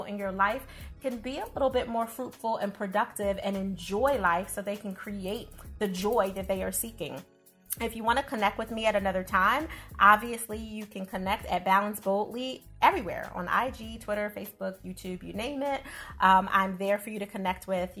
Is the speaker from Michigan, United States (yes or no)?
no; Philadelphia, Pennsylvania, United States; I'm not a New Yorker by background. I'm born and raised in Philadelphia